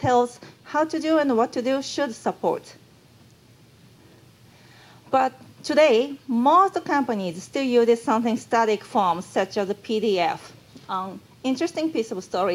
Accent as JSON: {"language": "English", "country": "Japan", "accent": "Japanese", "second_language": "English", "said": "Maybe you found me Japanese from my accent."}